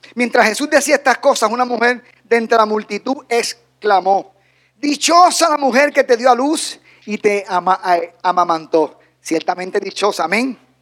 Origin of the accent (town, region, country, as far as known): Dominican Republic